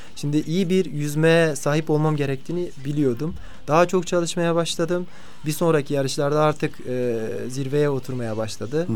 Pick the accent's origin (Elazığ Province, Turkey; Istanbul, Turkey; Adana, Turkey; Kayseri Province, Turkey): Elazığ Province, Turkey; Karakoçan; moved away as an adult; also born or lived in Ankara; now in Antalya, Turkey; Ben e, 1984 yılında Elazığ'ın Karakoçan ilçesinin Kızılpınar köyünde doğdum. 12 yaşına kadar e, köyde büyüdüm